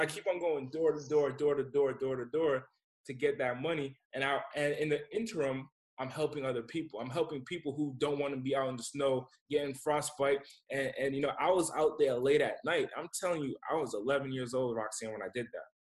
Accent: Rhode Island, United States; now in California, United States; Rhode Island's my hometown.

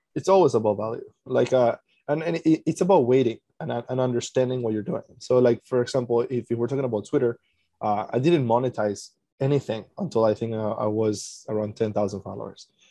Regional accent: Venezuela; now in Canada; I'm originally from Venezuela, live in Canada

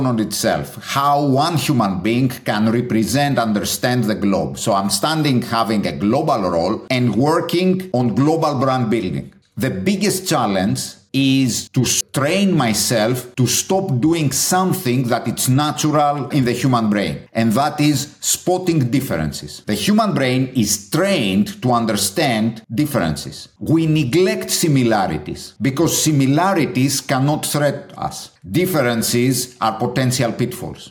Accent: Athens, Attica, Greece; English is a second language; moved away as an adult; also born or lived in Chicago, United States; born and bred in Greece, in Athens.

